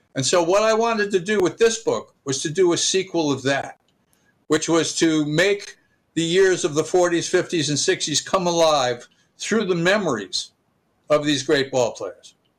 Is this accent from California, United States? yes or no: no; Stamford, Connecticut, United States; I grew up in Stamford, Connecticut, and so I was a Yankee fan